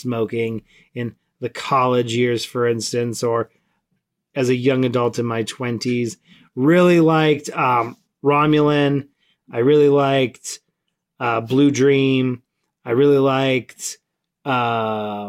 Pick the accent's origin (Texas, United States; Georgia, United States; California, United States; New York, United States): California, United States; Southern; I grew up in Southern California